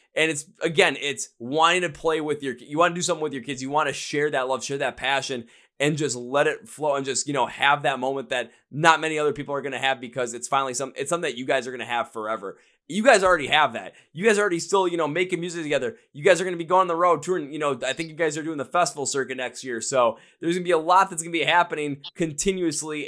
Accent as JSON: {"language": "English", "region": "Wisconsin", "country": "United States", "said": "we're from Wisconsin"}